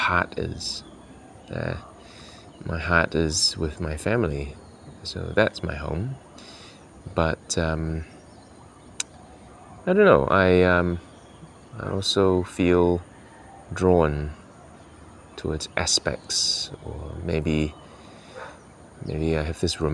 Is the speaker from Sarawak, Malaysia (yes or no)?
yes; Kuching, Sarawak, Malaysia; now in New Zealand; returning to my hometown in Kuching and reoccupying physical spaces that I recall from childhood